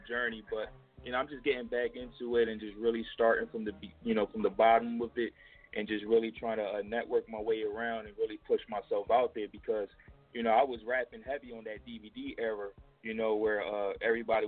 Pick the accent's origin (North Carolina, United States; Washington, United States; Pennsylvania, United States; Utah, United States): Pennsylvania, United States; Philadelphia; I'm from Erie Ave